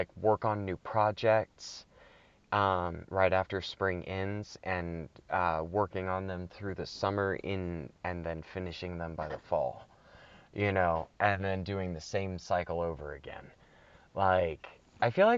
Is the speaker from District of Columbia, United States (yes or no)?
no; Anderson, Indiana, United States; I was born in Indiana. I'm from Indiana.